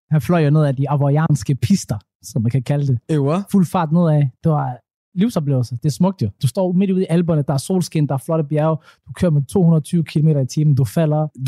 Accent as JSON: {"language": "Danish", "country": "Somalia", "said": "Så den første somalier nogensinde. Og jeg er den bedste somalier til det, at gå ud fra."}